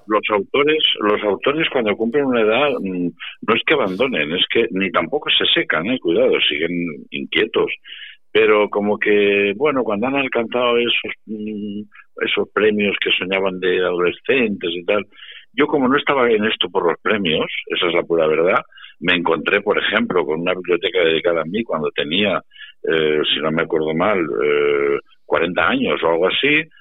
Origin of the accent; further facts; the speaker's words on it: Càrcer, Valencian Community, Spain; also born or lived in Valdepeñas; now in Càrcer, Spain; yo he vivido prácticamente más tiempo fuera de mi pueblo donde nací que, que, que dentro